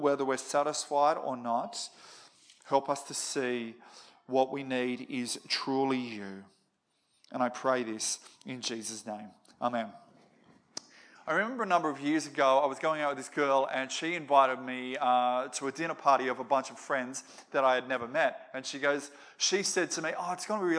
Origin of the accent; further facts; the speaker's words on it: Moree, New South Wales, Australia; I grew up in Moree.